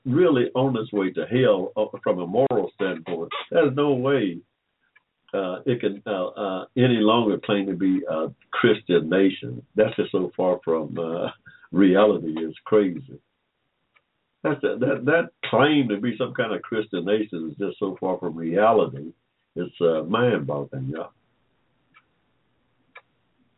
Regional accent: Georgia, United States; I was born in 1945 in Georgia

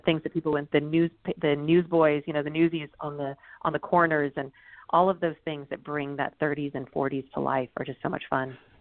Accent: United States; growing up you know he didn't even want us to speak japanese didn't want to teach right. us that until later in life because he was so proud of us being american

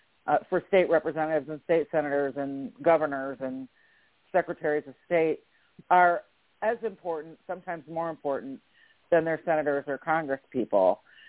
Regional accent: Michigan, United States; now in Atlanta, United States; I've lived in Georgia. I'm originally from Michigan, but I've lived in Georgia for like 25 years. I consider myself an Atlantan, a Georgian.

